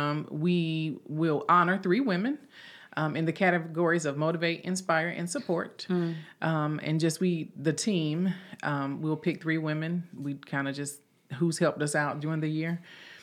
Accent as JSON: {"language": "English", "town": "Hamlet", "region": "North Carolina", "country": "United States", "moved": "yes", "said": "I'm from Hamlet"}